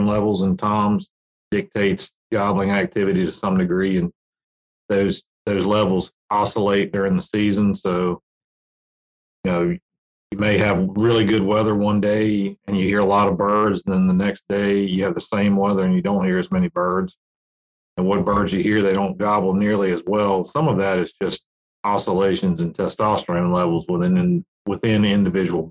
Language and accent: English; Virginia, United States; I grew up in Virginia